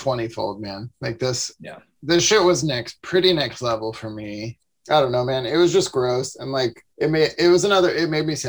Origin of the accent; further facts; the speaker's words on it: Southern Illinois, United States; now in Chicago, United States; I'm from Southern Illinois, you know, I have a lot of love for Chicago, of course, and finally live here now.